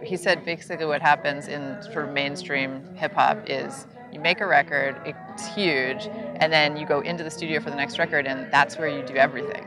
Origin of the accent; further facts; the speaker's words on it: New York City, New York, United States; I grew up in New York City